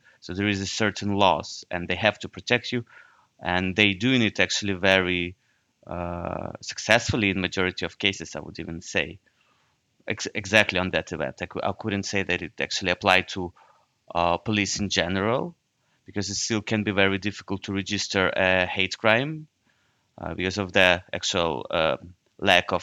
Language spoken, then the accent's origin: English; Ukraine; moved away as an adult; now in Netherlands; I'm from Ukraine